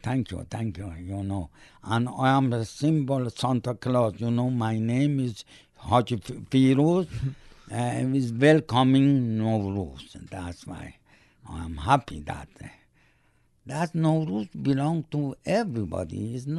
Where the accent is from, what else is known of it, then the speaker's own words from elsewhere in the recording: Canada; English is a second language; That's my flag. That's my I'm proud Canadian. Really, I am proud. Bottom of my heart, I'm proud Canadian.